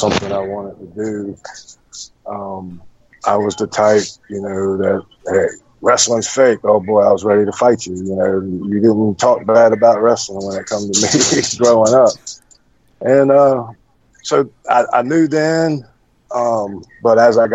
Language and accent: English; Hampton, Virginia, United States; moved away as an adult; now in Tennessee, United States; born and raised in Virginia, Hampton, Virginia